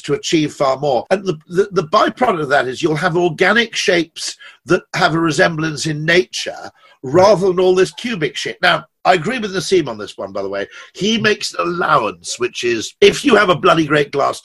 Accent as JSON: {"language": "English", "country": "United Kingdom", "said": "I'm a Brit"}